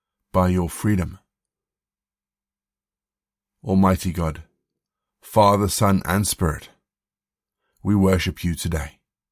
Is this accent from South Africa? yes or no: yes; South Africa; also born or lived in Zimbabwe; I grew up in Southern Africa. I was born in Zimbabwe, and then after independence we lived in South Africa.